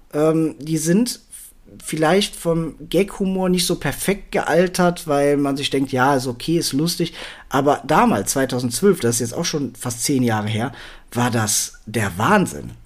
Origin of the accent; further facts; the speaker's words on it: Germany; für mich als Deutscher bzw. Europäer